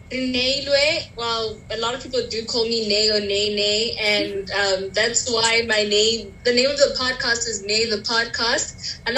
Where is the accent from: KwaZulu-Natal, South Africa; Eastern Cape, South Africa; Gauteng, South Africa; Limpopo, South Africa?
Gauteng, South Africa; Pretoria; accent: white accent; I was born in Pretoria. I went to school in Pretoria. Now I'm at the University of Pretoria.